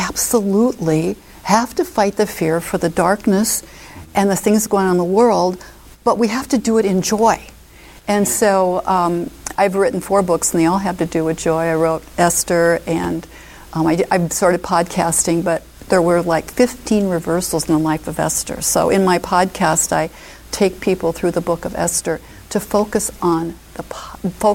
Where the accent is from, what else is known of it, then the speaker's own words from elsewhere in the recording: Omaha, Nebraska, United States; I moved back to my hometown is Omaha